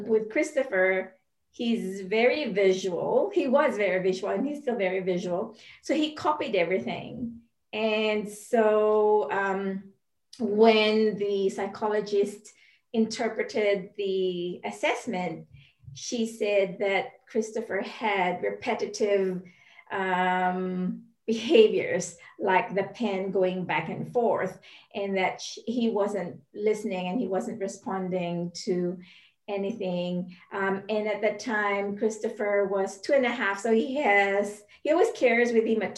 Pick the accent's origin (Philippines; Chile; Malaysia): Philippines; moved away as an adult; also born or lived in Indonesia / United States; I am originally from the Philippines, and my husband is Singaporean, but we moved to Indonesia because of work